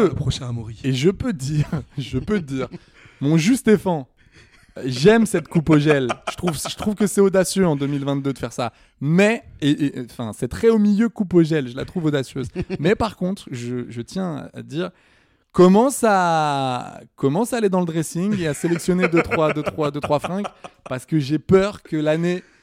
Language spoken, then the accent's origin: French; Saint-Étienne, Auvergne-Rhône-Alpes, France; je suis stéphanois, mais je suis pas non plus euh, supporter euh, débile.